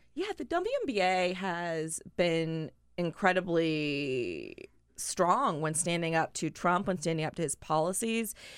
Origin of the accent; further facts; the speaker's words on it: North Carolina, United States; now in Washington, D.C., United States; I'm from North Carolina